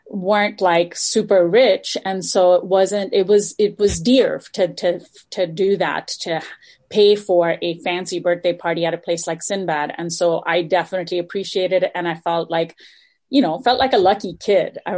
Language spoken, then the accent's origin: English; Dubai, United Arab Emirates; You know, when you're a kid, um, especially growing up in Dubai in the 80s, there weren't that many.